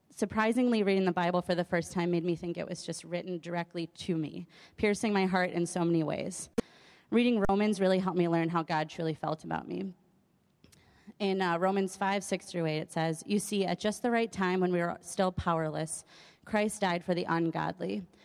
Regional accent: Madison, Wisconsin, United States; I was born in Madison in an atheist home

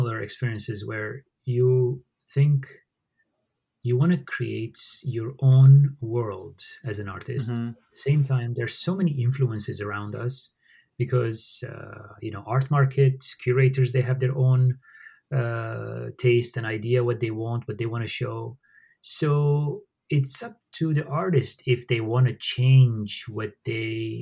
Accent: Syria; moved away; growing up in Syria, I witnessed how, you know, my neighbors, they were Arabs and they were Assyrians, they're Armenians like me

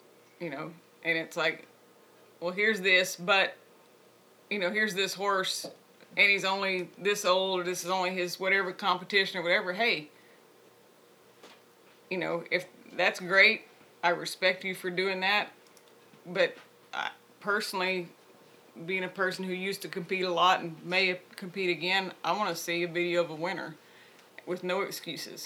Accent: the South, United States; I grew up in the South

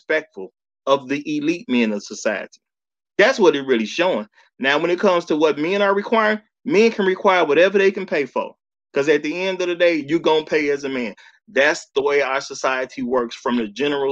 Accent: Chicago, Illinois, United States; as a man who grew up in Chicago

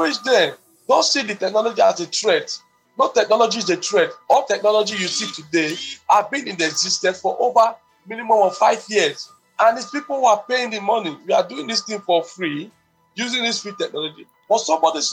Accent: Nigeria; we too, as Nigerians

